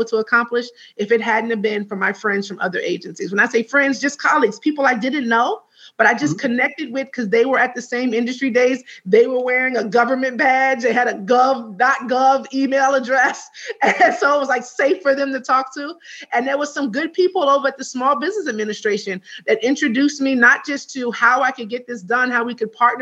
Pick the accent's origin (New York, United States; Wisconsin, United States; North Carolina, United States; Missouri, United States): New York, United States; As a New Yorker